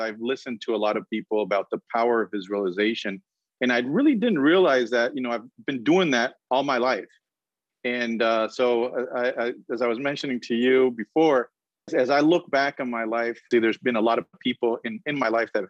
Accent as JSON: {"language": "English", "country": "Colombia", "tie": "born or raised there", "also_born_or_lived": "Boston / Indiana", "moved": "as an adult", "lives_now": "Florida, United States", "said": "I'm originally from South America, from Colombia"}